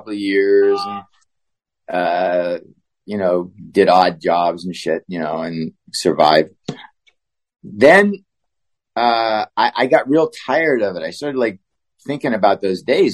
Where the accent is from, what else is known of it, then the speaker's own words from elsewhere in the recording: Pittsburgh, Pennsylvania, United States; moved away; I'm from Pittsburgh